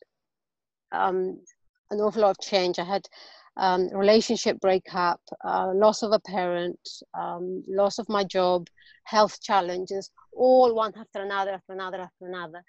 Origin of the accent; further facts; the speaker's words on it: Spain; English is a second language; now in London, United Kingdom; I'm actually originally from Spain, and I live in London, so I have a weird accent